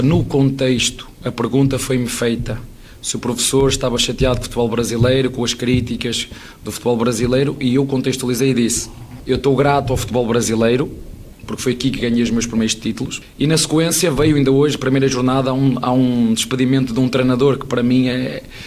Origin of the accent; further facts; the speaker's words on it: Portugal; accent: European Portuguese; moved away as an adult; now in Brazil; O meu português é diferente